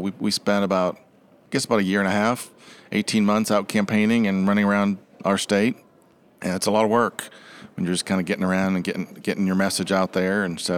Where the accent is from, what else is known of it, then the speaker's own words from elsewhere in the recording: Massachusetts, United States; I just mentioned I grew up in Massachusetts, one of seven kids.